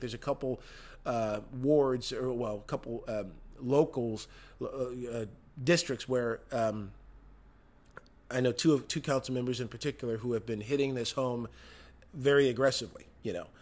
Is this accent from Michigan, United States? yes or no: yes; Michigan, United States; my home state of Michigan.